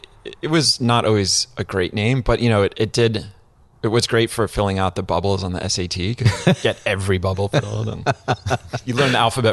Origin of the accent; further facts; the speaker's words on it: Connecticut, United States; I grew up in Connecticut.